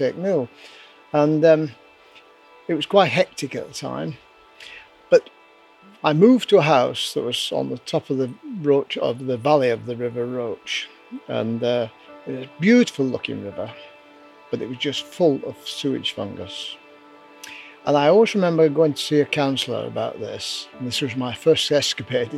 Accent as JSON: {"language": "English", "town": "Rochdale", "region": "North West England", "country": "United Kingdom", "tie": "born or raised there", "said": "I was born in Rochdale."}